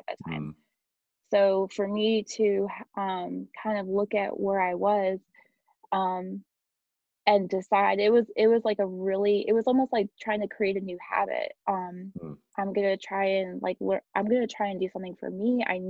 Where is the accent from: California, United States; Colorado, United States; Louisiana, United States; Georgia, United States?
Colorado, United States; also born or lived in Germany; I moved to Colorado, which is where I'm from, my hometown